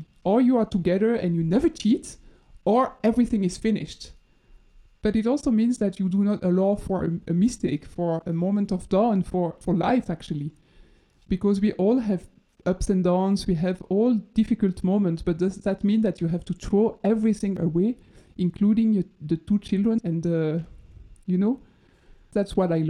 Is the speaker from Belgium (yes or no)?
yes; Dinant, Wallonia, Belgium; I also always knew that I wanted to grow up children in Belgium. And most probably in Dinan, my